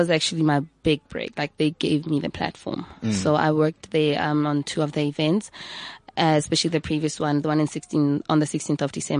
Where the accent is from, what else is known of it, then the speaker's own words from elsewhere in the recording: Hammanskraal, Gauteng, South Africa; Hammond's Kraal, my hometown, where I'm from.